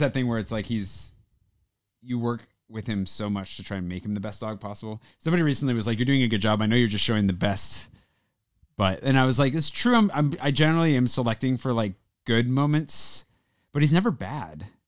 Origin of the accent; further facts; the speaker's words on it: United States; now in France; being American